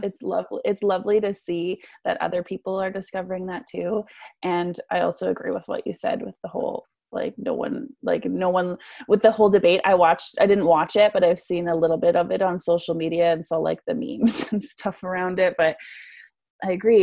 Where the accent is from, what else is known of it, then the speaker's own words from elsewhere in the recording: Vancouver, British Columbia, Canada; I'm from Vancouver, BC